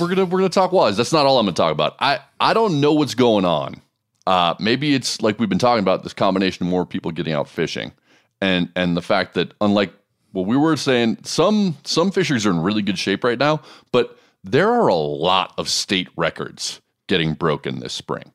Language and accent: English; Montana, United States; my home state of Montana